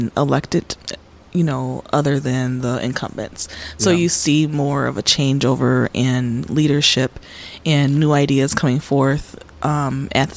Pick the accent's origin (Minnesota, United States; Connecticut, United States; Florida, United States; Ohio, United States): Minnesota, United States; Minneapolis; also born or lived in Chicago, Illinois; I was raised in Minnesota